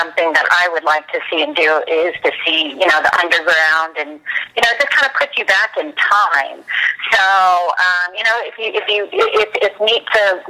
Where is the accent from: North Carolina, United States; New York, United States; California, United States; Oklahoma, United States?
California, United States; Bay Area, Northern; I grew up in the Bay Area in Northern California